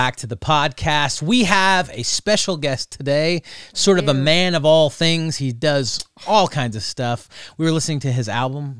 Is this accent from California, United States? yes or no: no; Texas, United States; moved away as an adult; It's literally the reason that we moved here. Because we came from Texas.